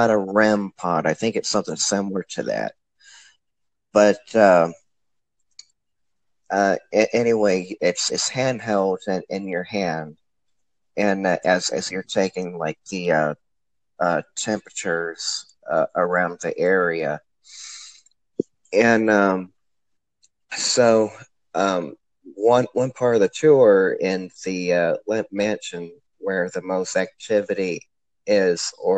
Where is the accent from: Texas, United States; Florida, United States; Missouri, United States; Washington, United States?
Missouri, United States; St. Louis; now in O'Fallon, United States; born and raised in St. Louis. I still am a St. Louisan, but now I live out in O'Fallon, Missouri